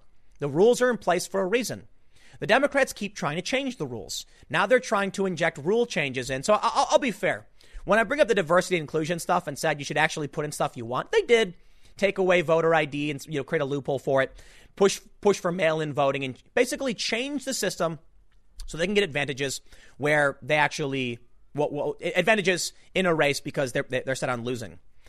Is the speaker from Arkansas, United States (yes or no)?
no; Chicago, Illinois, United States; I'm from the South Side of Chicago. You want to slap that racism junk in my face? I'm going to call you racist, okay? Because I grew up in a mixed area with a mixed family.